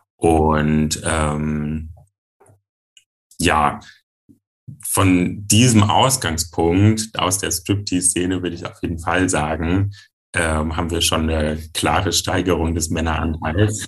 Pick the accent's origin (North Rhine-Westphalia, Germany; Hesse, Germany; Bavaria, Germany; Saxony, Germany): Hesse, Germany; Giessen; ich bin fünfundzwanzig Jahre alt, ich komme aus Gießen und ich bin Poledancer